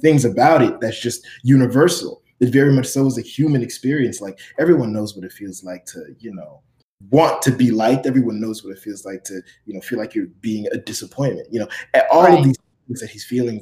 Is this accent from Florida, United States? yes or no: yes; Miami, Florida, United States; growing up in Miami